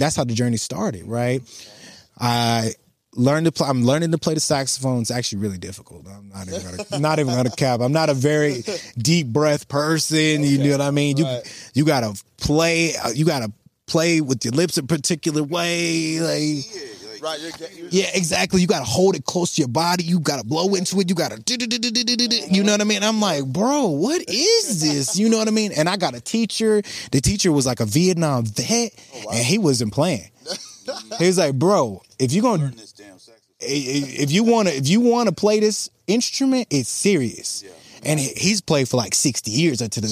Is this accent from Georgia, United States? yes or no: no; Dallas, Texas, United States; I grew up in South Dallas and then I moved to North Dallas, which has a lot of money